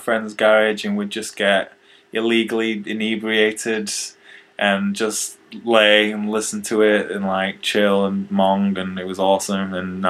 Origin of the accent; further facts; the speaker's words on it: United Kingdom; I'm from Britain, 22 years old.